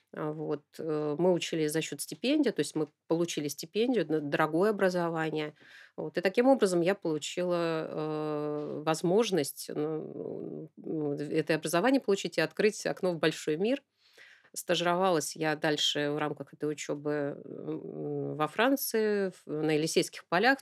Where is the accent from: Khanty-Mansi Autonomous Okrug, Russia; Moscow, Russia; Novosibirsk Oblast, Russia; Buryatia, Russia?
Novosibirsk Oblast, Russia; Novosibirsk; я родилась в Новосибирском академгородке